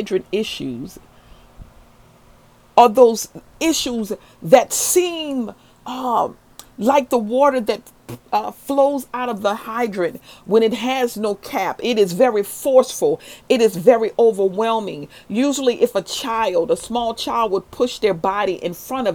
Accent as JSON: {"language": "English", "town": "New Orleans", "region": "Louisiana", "country": "United States", "tie": "born or raised there", "said": "when I was a little girl growing up in New Orleans in the 7th Ward"}